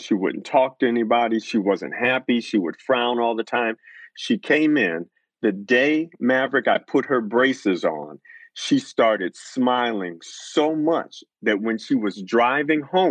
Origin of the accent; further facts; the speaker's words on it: Detroit, Michigan, United States; I grew up in Detroit, Michigan